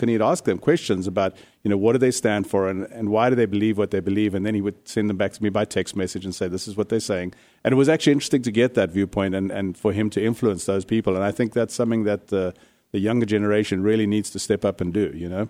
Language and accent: English; South Africa; now in Arizona, United States; I come from South Africa, which is probably one of the harshest gun control countries in the world